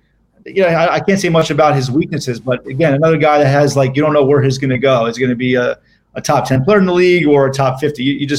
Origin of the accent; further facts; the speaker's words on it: Miami, Florida, United States; also born or lived in New York City; I'm from Miami